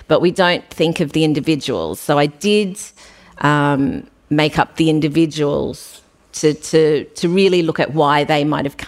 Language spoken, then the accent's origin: English; Brisbane, Queensland, Australia; I'm from Brisbane, so I slowly worked my way up the coast